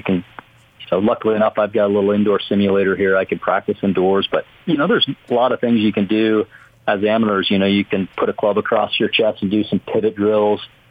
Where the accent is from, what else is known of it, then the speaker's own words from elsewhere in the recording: Canada; moved away; growing up in Canada